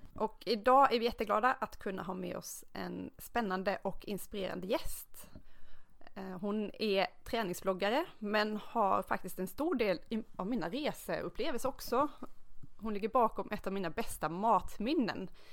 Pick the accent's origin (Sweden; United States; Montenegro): Sweden; Dalarna County; Jag kommer från Dalarna